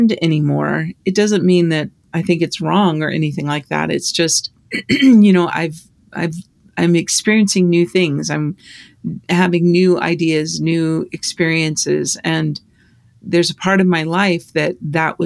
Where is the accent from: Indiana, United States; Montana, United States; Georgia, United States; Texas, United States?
Montana, United States; Libby; moved away; you and I grew up in Libby, Montana